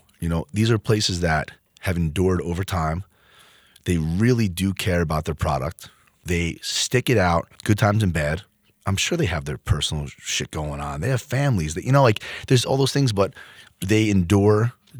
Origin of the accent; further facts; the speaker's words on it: Freehold, New Jersey, United States; Like, I grew up in Freehold.